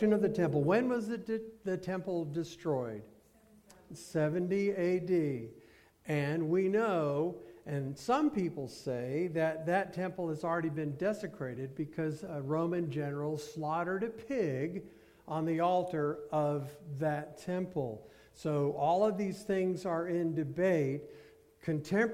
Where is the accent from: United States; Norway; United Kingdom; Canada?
United States